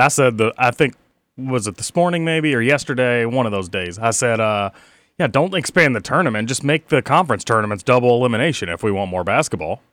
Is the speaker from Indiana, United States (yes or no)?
yes; Palmyra, Indiana, United States; Palmyra, where I grew up, Mike, has six hundred and sixty-one people in the latest census.